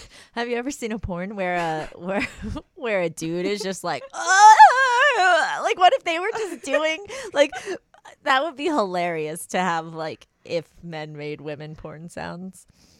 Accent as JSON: {"language": "English", "region": "New Jersey", "country": "United States", "tie": "born or raised there", "said": "And then my home state of New Jersey was looking up femdom"}